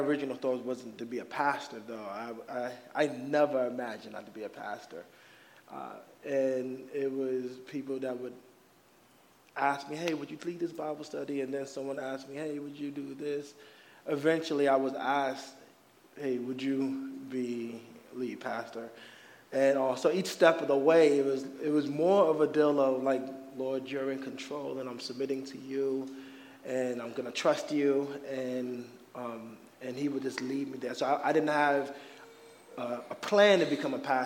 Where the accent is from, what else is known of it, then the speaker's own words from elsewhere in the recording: New York, United States; moved away as an adult; now in Arizona, United States; So me, my wife, my family, we are from New York